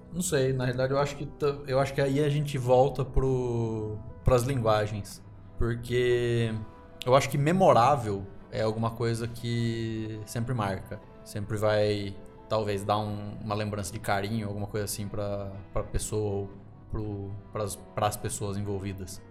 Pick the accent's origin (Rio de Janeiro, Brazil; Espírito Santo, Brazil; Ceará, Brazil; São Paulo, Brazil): São Paulo, Brazil; interior of; now in Curitiba, Brazil; eu não sou daqui de Curitiba, eu sou do interior de São Paulo